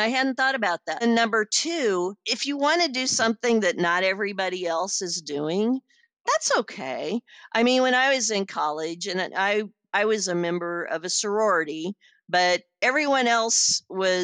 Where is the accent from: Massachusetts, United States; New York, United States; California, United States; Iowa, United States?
Iowa, United States; I'm a woman from Podunk, Iowa